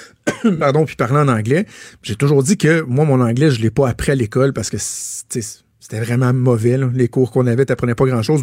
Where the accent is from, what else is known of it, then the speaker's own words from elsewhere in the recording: Laval, Quebec, Canada; moved away as an adult; also born or lived in LaSalle, Montreal; je suis né à Ville-la-Salle, qui fait pas mal partie de Montréal aujourd'hui. J'ai déménagé à Laval à 5 ans. J'ai passé près de 20 ans à Laval